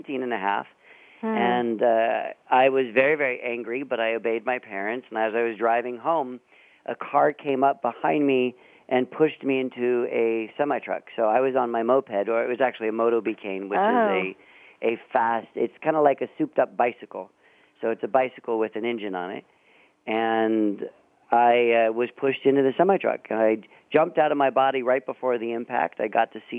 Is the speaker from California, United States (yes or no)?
yes; San Francisco Bay Area, California, United States; I grew up in the Bay Area up north